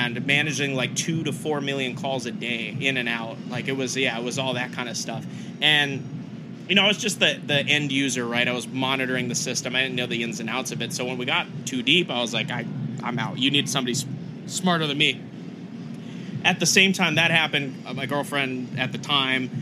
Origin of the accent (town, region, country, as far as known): Oregon, United States; born or raised there; moved away as an adult; also born or lived in Canada / Texas; now in Austin, United States